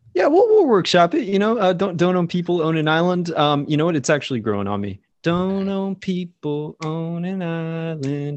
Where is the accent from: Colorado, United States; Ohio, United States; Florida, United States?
Florida, United States; we're both from Florida, which is, you know, not too far from that region or whatever